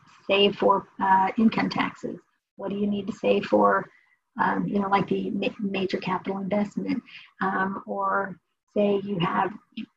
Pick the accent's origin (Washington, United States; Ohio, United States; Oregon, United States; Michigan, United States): Ohio, United States; Dayton; moved away; I'm from Dayton, Ohio.